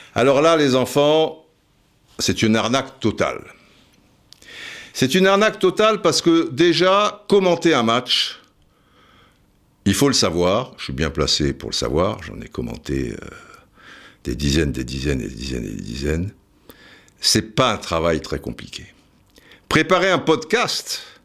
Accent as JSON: {"language": "French", "town": "Cannes", "region": "Provence-Alpes-Côte d'Azur", "country": "France", "said": "j'étais de Cannes"}